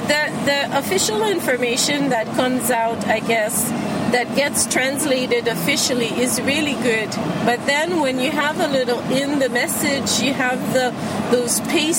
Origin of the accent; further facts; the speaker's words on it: Quebec, Canada; I'm from Quebec.